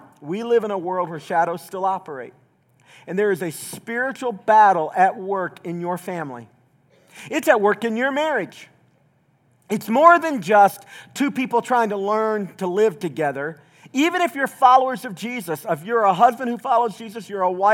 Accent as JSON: {"language": "English", "region": "Southeast Tennessee", "country": "United States", "tie": "born or raised there", "moved": "yes", "said": "I grew up mostly in Southeast Tennessee."}